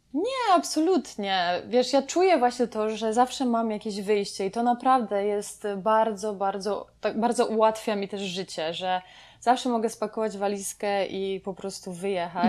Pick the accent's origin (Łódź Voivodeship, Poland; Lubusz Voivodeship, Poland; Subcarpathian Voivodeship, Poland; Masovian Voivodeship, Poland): Masovian Voivodeship, Poland; also born or lived in United States; moje dzieciństwo tutaj w Polsce dalej, dalsze powiedzmy e, życie nastoletnie i tak dalej było super